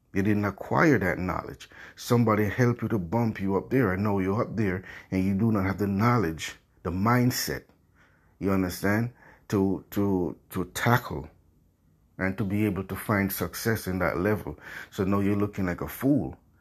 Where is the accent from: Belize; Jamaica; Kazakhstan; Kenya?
Jamaica; I grew up poor in Jamaica, where I'm from.